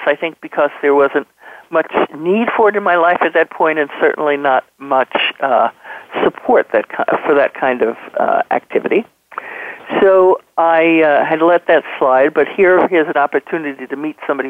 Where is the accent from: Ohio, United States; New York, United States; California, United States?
New York, United States; New York City region, United States; accent: New York City region; moved away as an adult; now in Maine, United States; my New York City region dialect